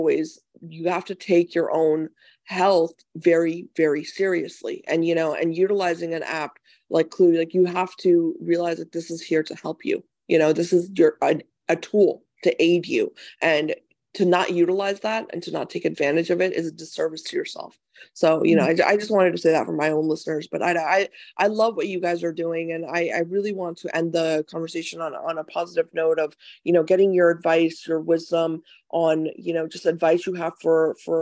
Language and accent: English; United States; I love being an American